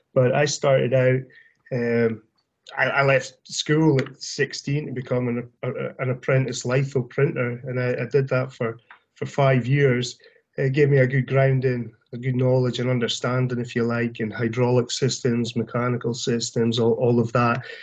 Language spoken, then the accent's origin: English; Aberdeen, Scotland, United Kingdom; moved away as an adult; now in The Woodlands, United States; I'm originally from Aberdeen area yeah. in Scotland